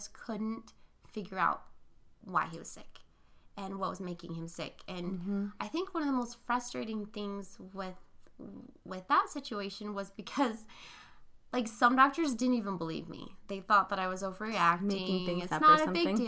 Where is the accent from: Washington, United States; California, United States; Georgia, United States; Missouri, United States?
California, United States; Arizona and Northern; also born or lived in Philippines; I grew up in Arizona and Northern California